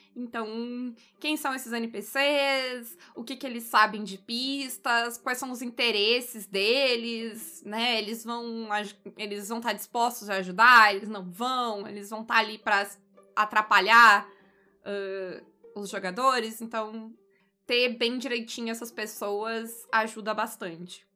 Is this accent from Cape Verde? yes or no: no; Brazil; enquanto brasileiros